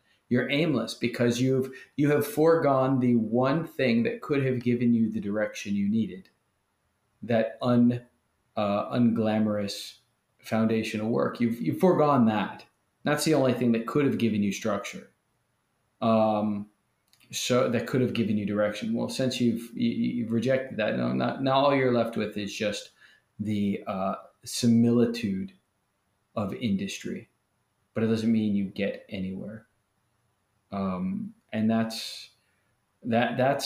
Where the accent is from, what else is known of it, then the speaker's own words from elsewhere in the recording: United States; as American Christians